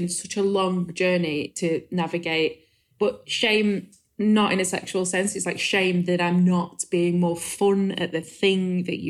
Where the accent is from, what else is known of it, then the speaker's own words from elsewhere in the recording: Rotherham, Yorkshire and the Humber, United Kingdom; And I'm from Rotherham